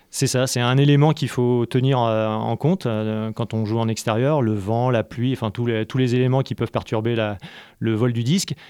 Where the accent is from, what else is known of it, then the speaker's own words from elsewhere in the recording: Paris region, Île-de-France, France; moved away as an adult; now in Montpellier, France; je suis originaire de région parisienne.